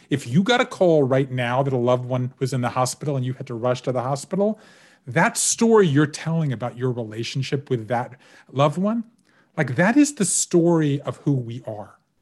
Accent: Georgia, United States; having grown up in Georgia, and particularly as a Jew in Georgia

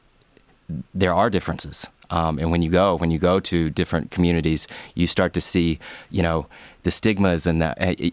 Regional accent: LaGrange, Georgia, United States; I grew up in LaGrange, and it was an hour south of Atlanta

